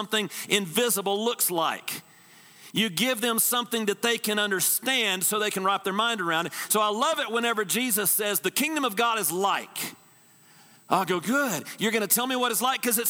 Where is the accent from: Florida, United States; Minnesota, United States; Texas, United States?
Texas, United States; I'm from Texas.